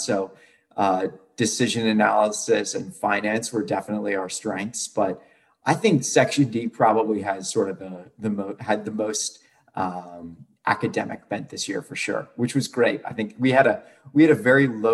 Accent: Charlottesville, Virginia, United States; I'm from Charlottesville originally.

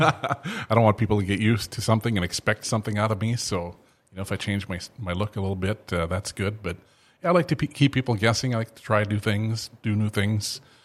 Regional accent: Thief River Falls, Minnesota, United States; I'm, I'm from Thief River

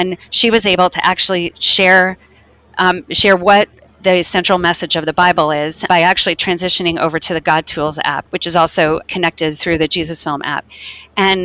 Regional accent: United States; we're from America

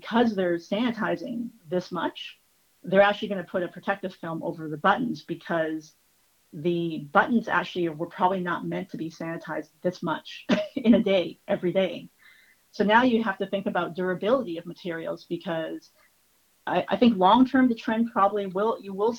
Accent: Toronto, Ontario, Canada; I was born in Toronto and I lived here all my life

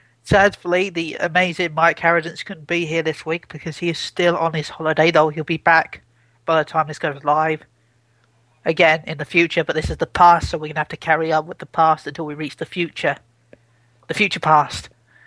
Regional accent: United Kingdom; I'm British.

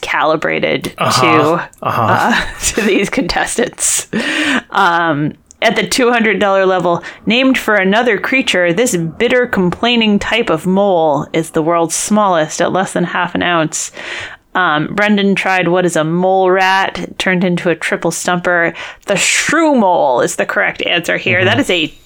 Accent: Worcester, Massachusetts, United States; originally from Worcester, Massachusetts. That's my hometown.

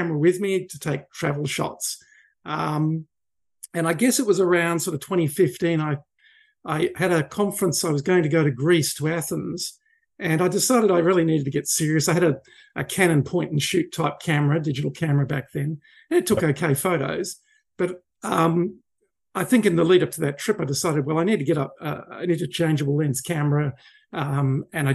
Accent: Sydney, New South Wales, Australia; I grew up in Sydney. Around Sydney Harbour as a young kid in the 70s.

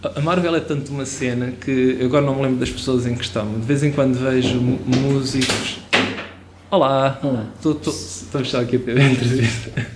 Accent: Portugal; first language Portuguese; como português

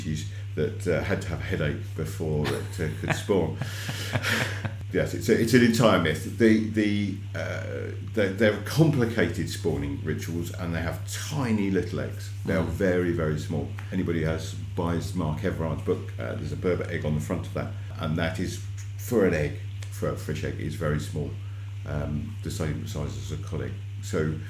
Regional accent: Devon, South West England, United Kingdom; I grew up in Devon, and we had otters on our trout farm way back in the 80s

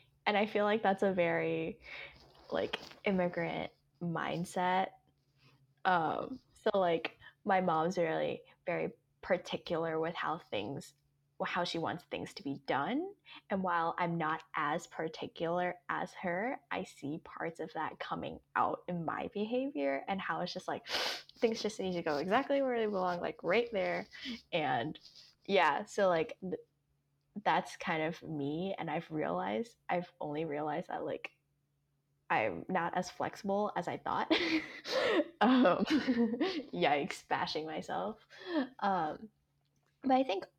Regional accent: Atlanta, Georgia, United States; English is a second language; also born or lived in Hong Kong; I'm from Atlanta

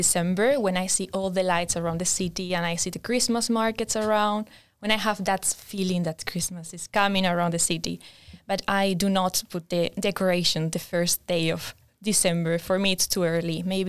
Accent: Spain; moved away; I'm from Spain, and I'm studying the second year of the design master program.

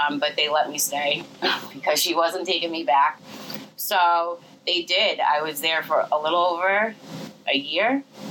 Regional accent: Western Massachusetts, United States; moved away; I come from Western Mass, so it's different altogether.

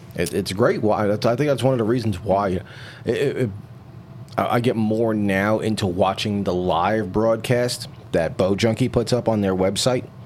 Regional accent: New York City, New York, United States; I grew up in New York City

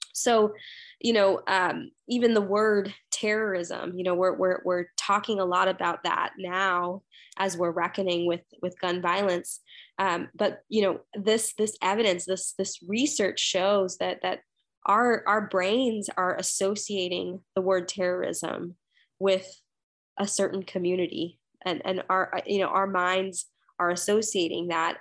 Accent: United States; I come from a Sri Lankan Catholic background. and, and I was born and raised here in the United States

